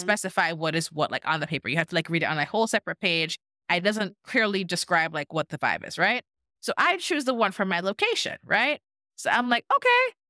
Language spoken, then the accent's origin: English; Jamaica; now in United States; I'm Jamaican, y'all know I'm Jamaican